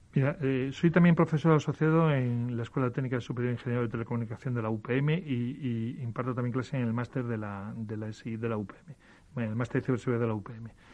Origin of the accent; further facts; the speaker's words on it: Galicia, Spain; soy gallego